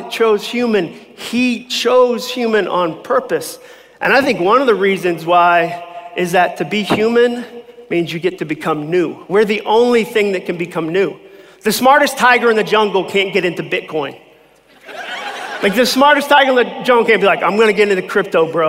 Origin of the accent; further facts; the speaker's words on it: Massachusetts, United States; moved away as an adult; I grew up in Massachusetts